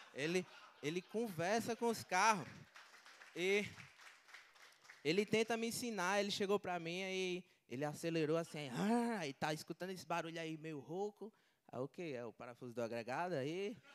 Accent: Natal, Rio Grande do Norte, Brazil; eu sou de Natal, Rio Grande do Norte

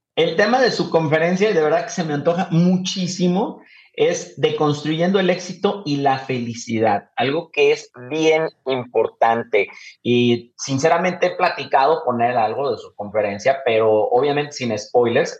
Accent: Guadalajara, Jalisco, Mexico; Nosotros somos tapatíos orgullosamente

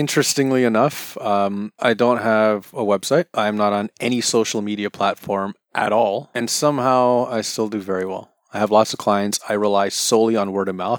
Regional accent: Toronto, Ontario, Canada; also born or lived in Kansas / Scarborough; Technically, I'm from North York

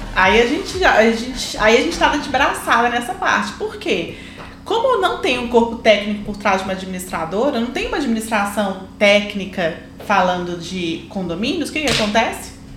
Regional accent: Belo Horizonte, Minas Gerais, Brazil; na minha terra

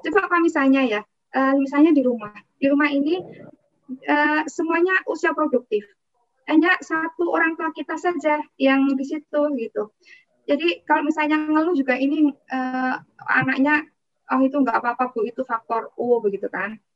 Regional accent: Prambanan, Indonesia; Akhirnya saya data ini di kampung saya di Prambanan itu ada berapa lansia.

